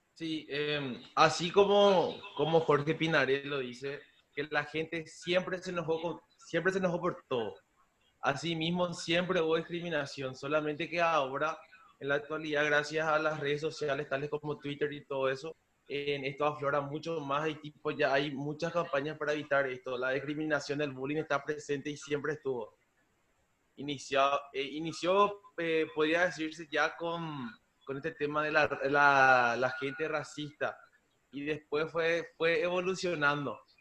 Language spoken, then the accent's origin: Spanish; Coronel Oviedo, Caaguazú, Paraguay; somos de Coronel Oviedo